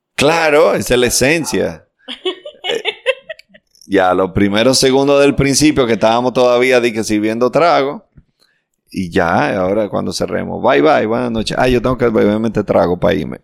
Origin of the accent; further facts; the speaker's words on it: Dominican Republic; nosotros somos un país chiquitico